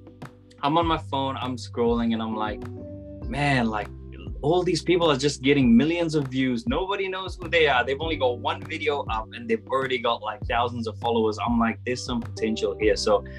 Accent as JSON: {"language": "English", "country": "Cook Islands", "also_born_or_lived": "Solomon Islands / New Caledonia", "said": "And I am from the Cook Islands. I've had a crazy upbringing, I would say. So I was actually born in the Solomon Islands, and then when I was 2 years old, we moved to New Caledonia for 11 years."}